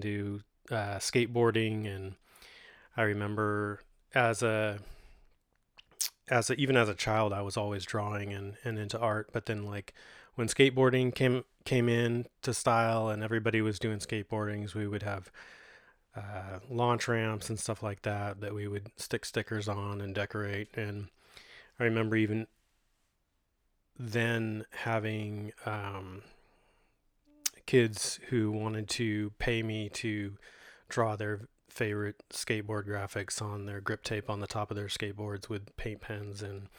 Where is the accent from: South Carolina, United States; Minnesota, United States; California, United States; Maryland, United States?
California, United States; Modesto; I was born in 1976 in Doctor's Hospital here in Modesto, California. Grew up on the east side of Modesto, kind of near Orangeburg and Lakewood.